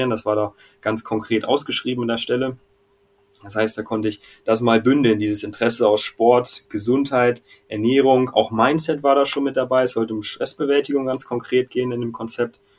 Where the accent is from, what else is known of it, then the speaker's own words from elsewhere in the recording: Hanover, Lower Saxony, Germany; Aus Hildesheim, aber ich komme ursprünglich aus Hannover und da kommt auch dieser Kumpel her.